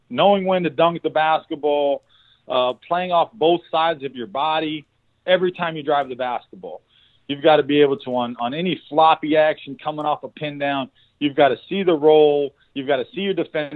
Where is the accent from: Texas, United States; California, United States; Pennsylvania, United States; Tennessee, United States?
California, United States; San Jose; I was a skinny white boy from San Jose, California.